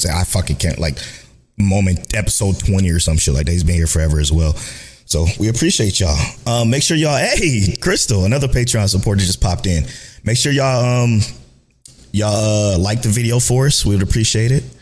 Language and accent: English; Cleveland, Ohio, United States; we're from Cleveland, the boys are from Cleveland